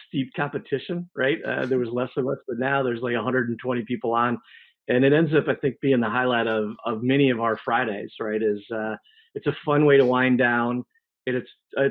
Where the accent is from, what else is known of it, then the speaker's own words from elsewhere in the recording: northwest Illinois, United States; I grew up in Illinois